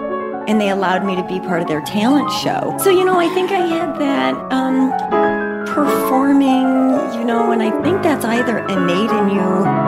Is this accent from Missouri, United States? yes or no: yes; St. Louis, Missouri, United States; moved away; also born or lived in West Coast / East Coast; From growing up in the Midwest, I loved growing up in St. Louis. Having lived on the West Coast and the East Coast, I've moved coast to coast, by the way, five times for work.